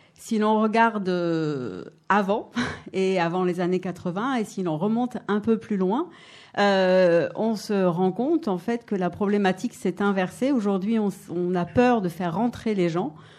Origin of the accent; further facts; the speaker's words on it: Paris, Île-de-France, France; now in Grenoble, France; Je suis née à Paris d'une famille qui, venait d'Europe de l'Est